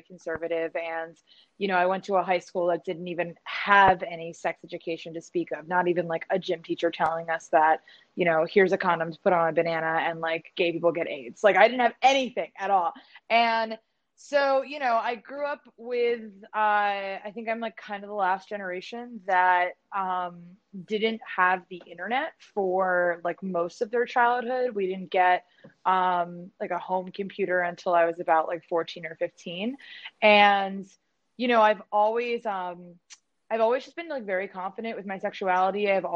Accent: New Jersey, United States; also born or lived in Philadelphia, Pennsylvania; when I was like a toddler, my family moved me to South Jersey

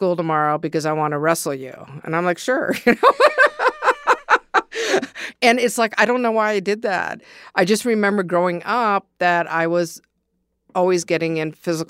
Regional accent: Ann Arbor, Michigan, United States; Growing up in Ann Arbor, I mean, basically, I remember as a kid, you know, being a little bit of a bully.

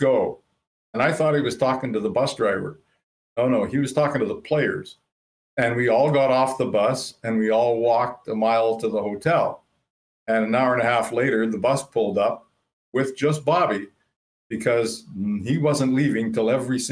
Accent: Thunder Bay, Ontario, Canada; moved away as an adult; now in Winnipeg, Canada; we grew up in Thunder Bay

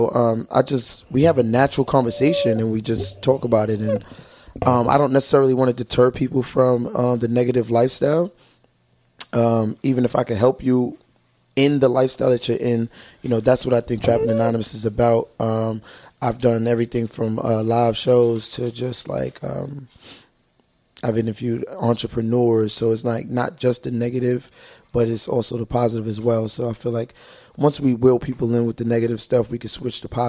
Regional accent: New York City, New York, United States; I'm from Brooklyn.

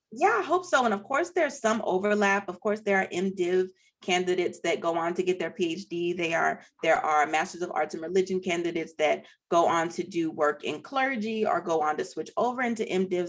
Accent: Nashville, Tennessee, United States; moved away as an adult; also born or lived in Oberlin, Ohio; I grew up in Nashville.

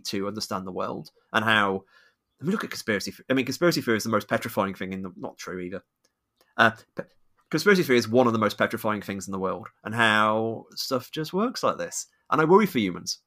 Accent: United Kingdom; I'm British

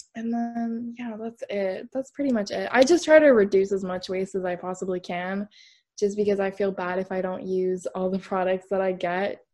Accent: Canada; I'm from Canada

